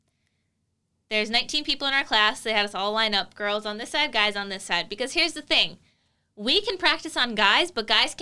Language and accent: English; Mandan, North Dakota, United States; I was from Mandan